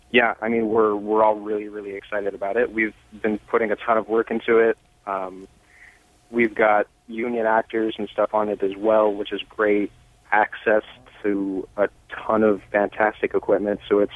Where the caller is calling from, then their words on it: Seattle, Washington, United States; Seattle, Washington.